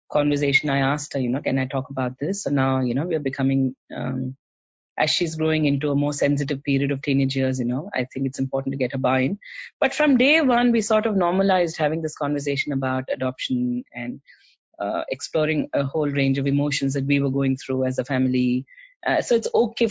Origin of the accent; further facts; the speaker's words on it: South India, India; now in Australia; So we are from South India. We speak Tamil at home.